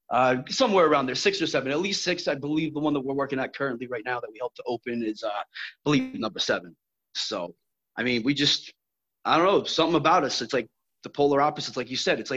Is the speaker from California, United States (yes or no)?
no; Brooklyn, New York, United States; born there; So uh, I was born in Brooklyn, New York, back in 1979